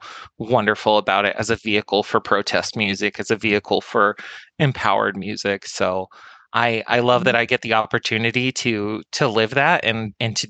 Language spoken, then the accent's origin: English; the Southwest, Arizona, United States; I grew up in the Southwest, which is a very interesting area of the country